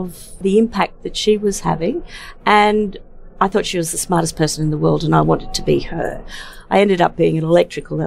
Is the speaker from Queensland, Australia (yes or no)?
yes; Brisbane, Queensland, Australia; I grew up in Brisbane as a small child in the early 1970s